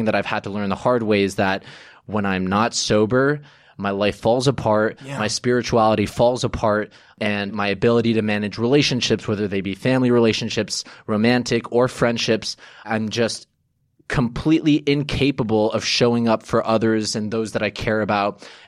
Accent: New York City, New York, United States; born there; I was born in New York, but neither of my parents are American.

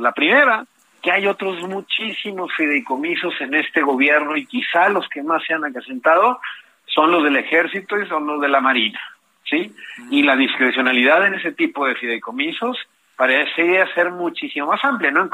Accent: Mexico; tenemos nuevos derechos como mexicanos y como mexicanas

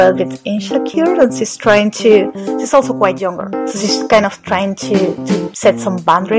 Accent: Spain; I am Spanish.

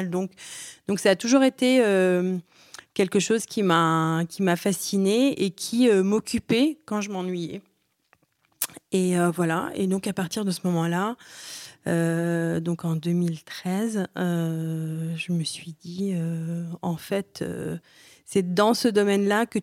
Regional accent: Aleppo, Aleppo Governorate, Syria; born there; Alors moi je suis née, moi je suis née à Alep.

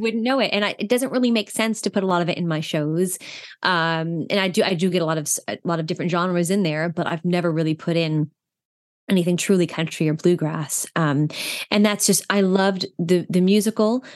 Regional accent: New York, United States; as an East Coast New Yorker who knows exactly where Putnam County is

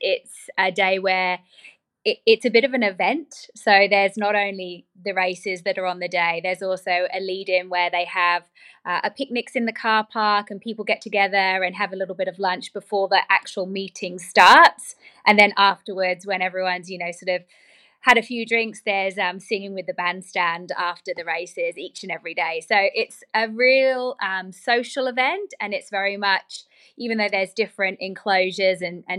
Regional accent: United Kingdom; now in Australia; being British

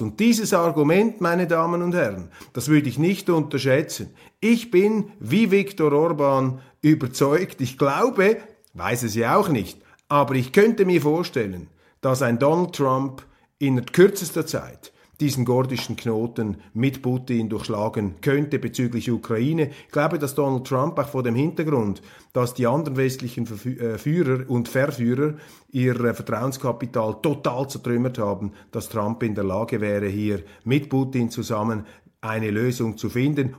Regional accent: Switzerland; als Schweizer Journalist im Ausland

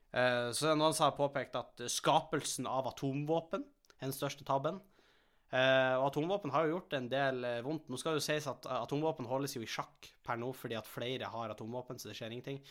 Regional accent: Helgeland, Nordland, Norway; now in Asker, Norway; vi har jo ikke veldig gode skimiljø der vi kommer fra. Altså, det er jo snø, men vi bor jo på, kysten, bor på kysten på Helgeland

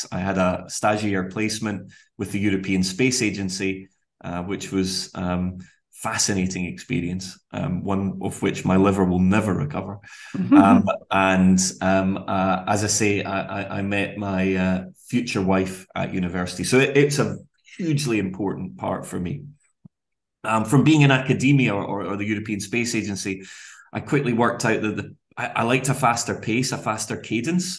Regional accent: Glasgow, Scotland, United Kingdom; We grew up relatively humbly in Glasgow, latterly though less so in the suburbs of Glasgow

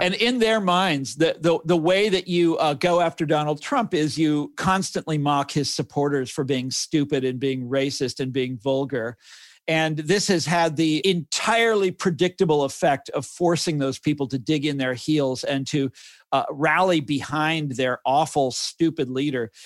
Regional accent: Kansas City, United States; now in Washington, D.C., United States; when I was growing up, growing up in Kansas City, we were the, um, antithesis of New York

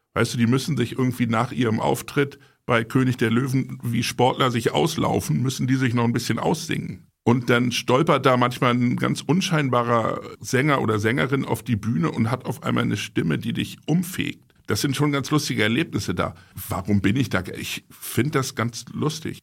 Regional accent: Buchholz in der Nordheide, Lower Saxony, Germany; ich bin ja nicht gebürtiger Hamburger, sondern komme aus Buchholz. Das ist eine Kleinstadt südlich von Hamburg in der Nordheide.

